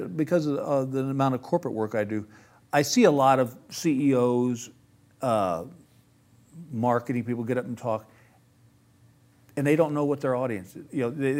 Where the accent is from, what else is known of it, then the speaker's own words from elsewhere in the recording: Texas, United States; I said, "Dude, I'm from Texas. I thought it was just Africa."